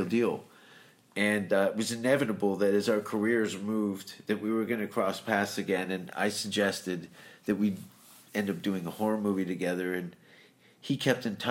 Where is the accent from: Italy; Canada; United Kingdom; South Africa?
Canada; Hamilton, Ontario; I'm a dishwasher from Hamilton